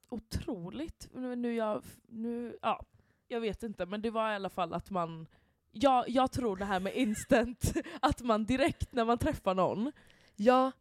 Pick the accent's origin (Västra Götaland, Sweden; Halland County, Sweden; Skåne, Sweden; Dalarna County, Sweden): Halland County, Sweden; Halmstad; born or raised there; now in Stockholm, Sweden